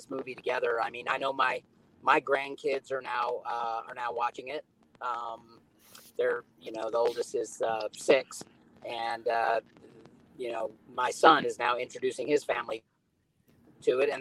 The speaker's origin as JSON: {"language": "English", "town": "Los Angeles", "region": "California", "country": "United States", "tie": "born or raised there", "said": "I grew up in Los Angeles and I was born in 1962"}